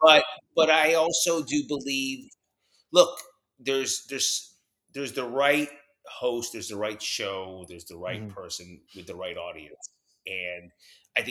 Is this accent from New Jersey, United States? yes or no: yes; New Jersey, United States; also born or lived in New York; I was growing up in New York and New Jersey